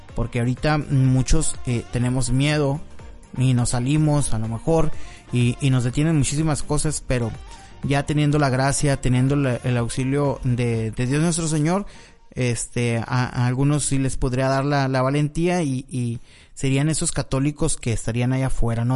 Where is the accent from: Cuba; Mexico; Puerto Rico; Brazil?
Mexico; los mexicanos somos